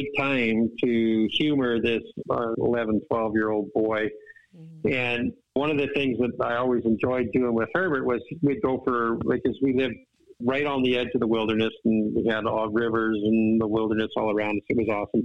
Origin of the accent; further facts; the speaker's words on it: Vancouver Island, British Columbia, Canada; I grew up on Vancouver Island, British Columbia in Canada.